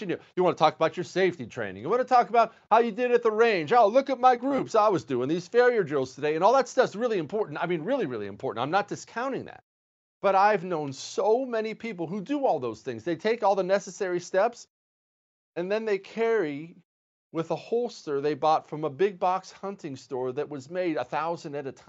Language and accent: English; Montana, United States; I grew up in Montana